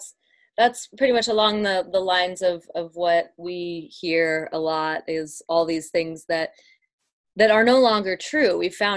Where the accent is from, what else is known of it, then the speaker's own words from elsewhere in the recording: Pennsylvania, United States; now in Colorado, United States; I'm from Pennsylvania, so.